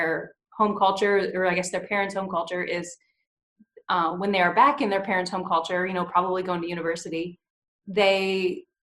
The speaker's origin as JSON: {"language": "English", "country": "United States", "tie": "born or raised there", "said": "as an American who grew up in America, having not left America"}